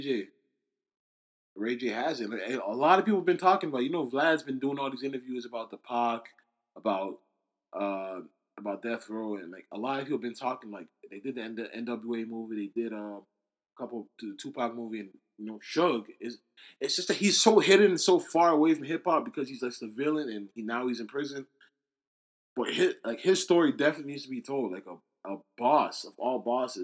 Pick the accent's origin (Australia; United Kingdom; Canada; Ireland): Canada